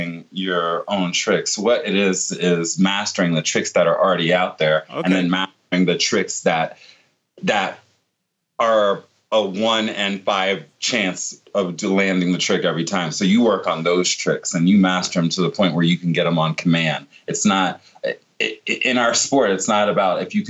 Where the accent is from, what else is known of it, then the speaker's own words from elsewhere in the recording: Virginia Beach, Virginia, United States; I grew up in Virginia Beach in Norfolk, Virginia area